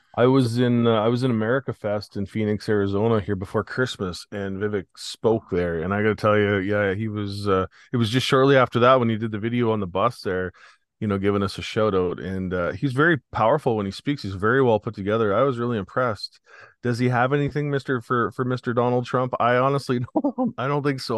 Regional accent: Canada

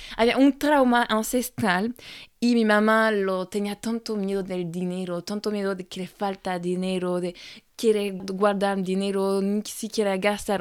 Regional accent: France; Spanish is a second language; moved away as an adult; now in Chile; francesa y coach de imagen

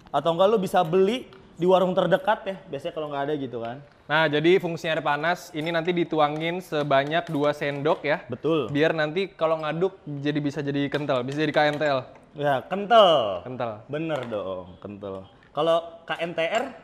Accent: Java, Indonesia; Kan gue Jawa.

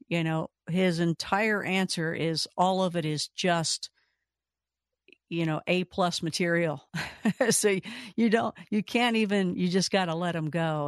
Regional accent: Kentucky, United States; moved away; I'm from originally from Kentucky

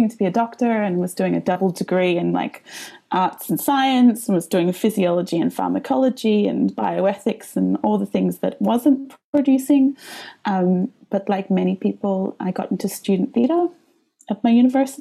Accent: Melbourne, Victoria, Australia; now in Riga, Latvia; My accent comes from the lands of the Wurundjeri and the Bunurong people of the Kulin Nations in a place called Naam. Most other people know it as Melbourne, Australia.

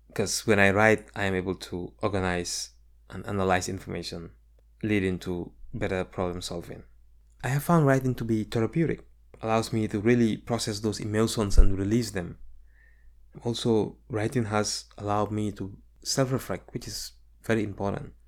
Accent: Gambia; moved away as an adult; now in United States; my experiences growing up in the Gambia

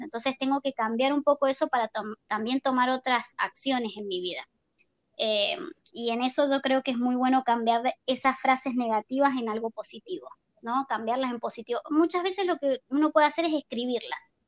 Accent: Argentina; moved away; also born or lived in Chile; yo soy argentina

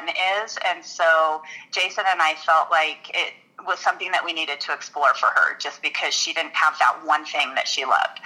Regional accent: Colorado Springs, Colorado, United States; also born or lived in Denver suburbs, Colorado; I live in south suburbs of Denver area, and I grew up in Colorado Springs

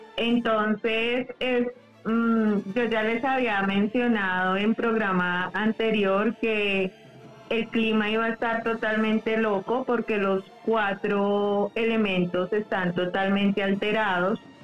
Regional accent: Colombia; aquí en mi país hubieron, acá en Colombia

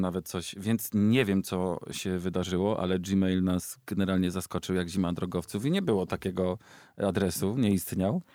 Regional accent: Ostrów Wielkopolski, Greater Poland, Poland; moved away; do Ostrowa Wielkopolskiego, mojego rodzinnego miasta

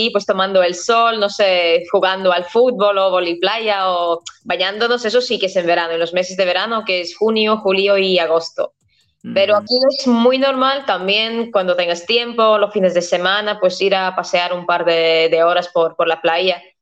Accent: Riga, Latvia; Spanish is a second language; yo en general soy, soy de la capital, soy de, de Riga. Mm. Entonces, bueno, también en mi infancia pues pasé casi todos los meses del año en, en la ciudad de, de, Riga, que es la capital

